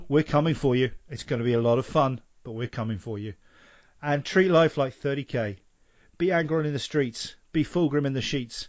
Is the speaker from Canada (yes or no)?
no; England, United Kingdom; now in Sweden; I'm English.